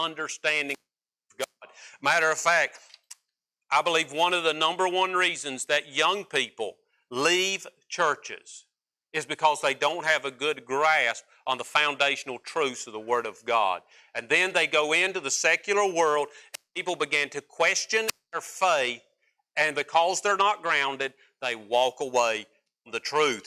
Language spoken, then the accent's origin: English; West Virginia, United States; my home state of West Virginia